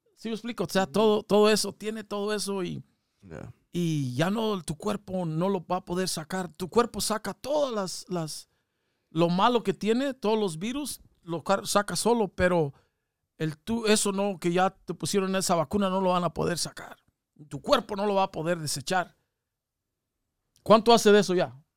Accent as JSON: {"language": "Spanish", "country": "Mexico", "moved": "yes", "lives_now": "United States", "said": "somos bastante los mexicanos, somos una mayoría aquí en Estados Unidos"}